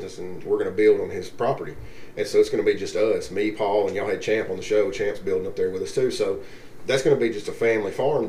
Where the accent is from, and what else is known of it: United States